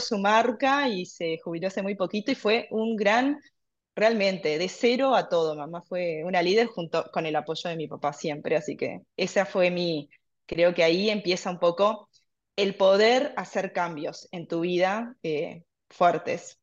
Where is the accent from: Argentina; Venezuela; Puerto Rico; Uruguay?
Uruguay; Mercedes, Soriano; also born or lived in Montevideo; vivo actualmente en Mercedes, pero toda mi niñez también la hice en Mercedes, es una ciudad más chica, en el interior del Uruguay